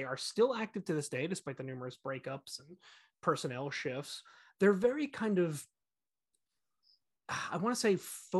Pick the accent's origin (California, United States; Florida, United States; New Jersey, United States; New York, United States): New Jersey, United States; of course I am playing the jersey card there. They're from my home state.